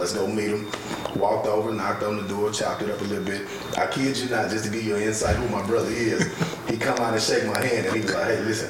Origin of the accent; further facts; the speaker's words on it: Shreveport, Louisiana, United States; moved away as an adult; also born or lived in Baton Rouge, Louisiana / Houston, Texas; now in Dallas, United States; from Shreveport, Louisiana.